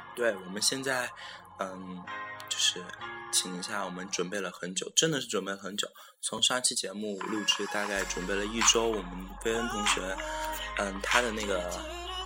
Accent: Shaanxi, China; 我们这边陕西有个回民街，里面一进去全是羊肉泡馍

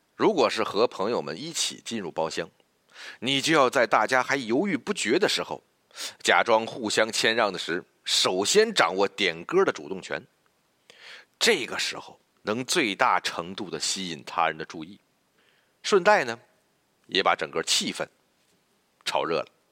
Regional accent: China; 我们中国人呢，就愿呼朋喊友地聚在一起

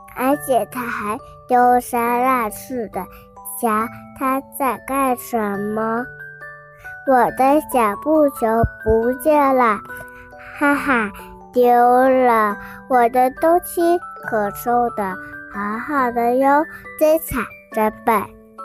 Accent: Huizhou, Guangdong, China; 我来自惠州，

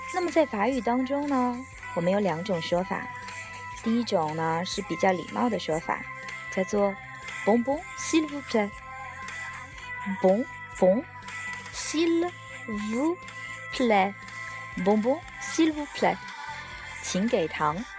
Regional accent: China; 我们中国人也来过万圣夜一样

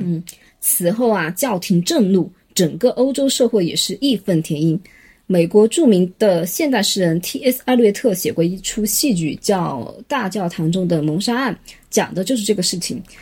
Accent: China; 我们中国人

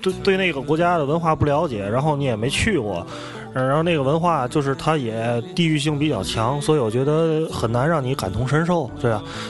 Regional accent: Tianjin, China; 我从小在河北区，我觉得就是在这种，因为天津是一个传统的工业城市嘛，

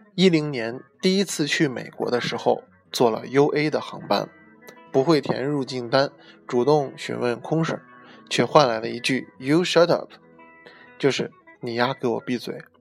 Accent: China; 身为中国人，骨子里多少有些儒家的中庸思想

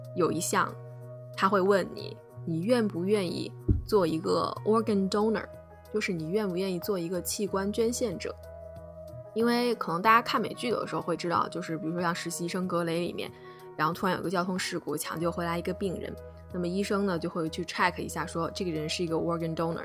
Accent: China; also born or lived in Ohio, United States / Minnesota, United States; now in Chicago, United States; 我们在国内

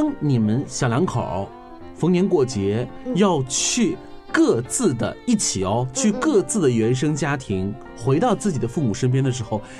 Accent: China; 这是我们中国人很习以为常的事情。

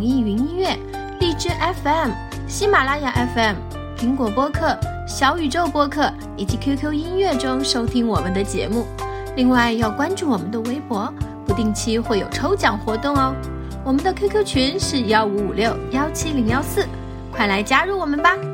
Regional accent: Northeast China, China; 我作为一个东北人

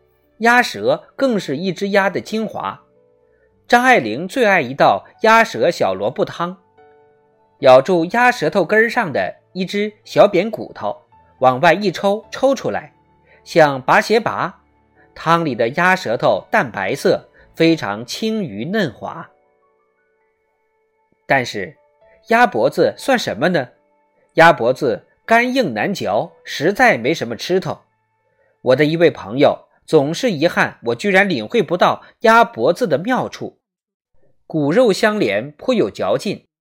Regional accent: Wuhan, Hubei, China; 作为一个武汉人，一个正宗的武汉人，

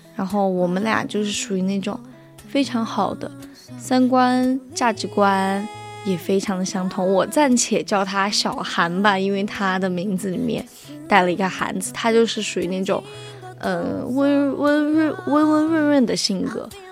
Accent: Guizhou, China; moved away; 我小时候在贵州的时候，就属于住在那种厂里面

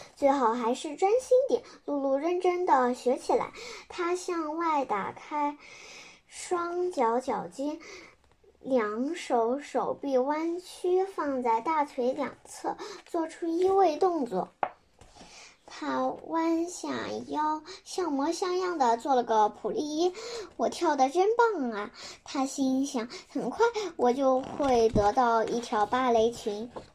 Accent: Wuxi, Jiangsu, China; 今年七岁了。我来自江苏省无锡市

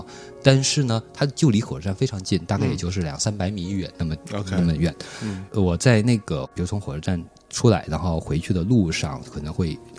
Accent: China; 我是从中国来的。

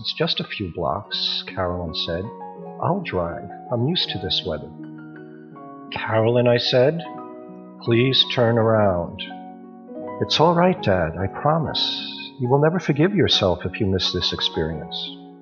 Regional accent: New York, United States; now in Hong Kong; Originally, I'm from New York, but my home now is Hong Kong.

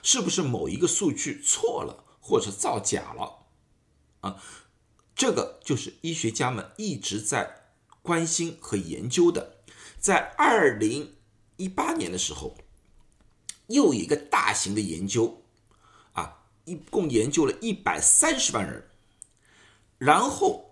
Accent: China; 我们中国人

